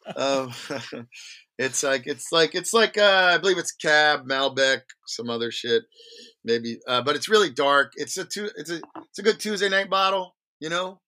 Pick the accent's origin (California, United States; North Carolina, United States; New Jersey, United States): New Jersey, United States; Long Branch; also born or lived in Red Bank, New Jersey; I grew up in a town called Long Branch